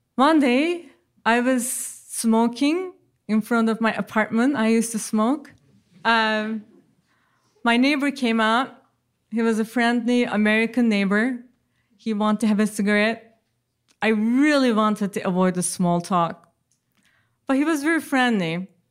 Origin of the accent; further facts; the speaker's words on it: Ankara, Turkey; English is a second language; moved away as an adult; now in United States; given to me in my birth in Ankara.